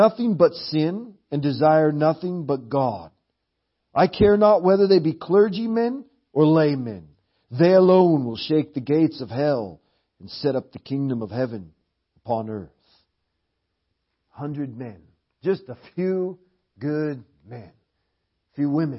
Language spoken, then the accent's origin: English; Portland, Oregon, United States; Portland, Oregon, where we're from